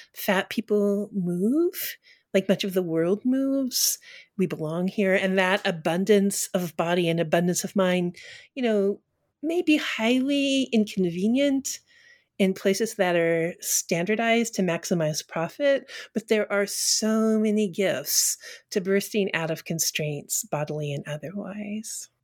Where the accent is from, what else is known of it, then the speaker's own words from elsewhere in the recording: Colorado, United States; also born or lived in Texas; now in Northampton, United States; I was born in Texas and grew up in Colorado, Colorado and then moved east and never moved back